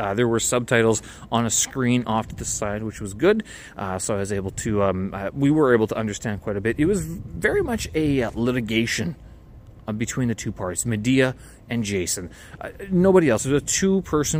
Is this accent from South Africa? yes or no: no; Canada; now in Beijing, China; Being Canadian